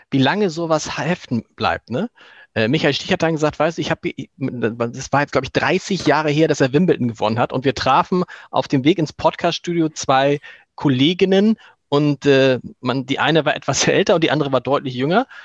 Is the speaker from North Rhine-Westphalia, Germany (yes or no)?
no; Hamburg, Germany; man als Hamburger aber natürlich nicht drauf hat, weil man immer gleich bei Elbe an Nienstedt und Blankenese oder so denkt.